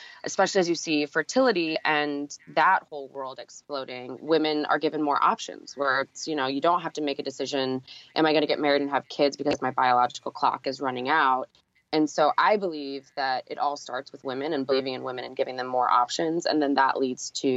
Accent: St. Louis, Missouri, United States; now in New York, United States; I come from the Midwest, so I grew up in St. Louis

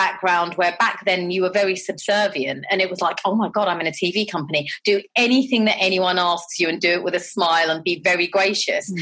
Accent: London, United Kingdom; I grew up in Southall and Harlesden

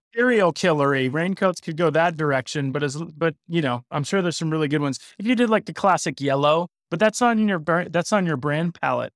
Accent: South Florida, United States; I grew up in South Florida.

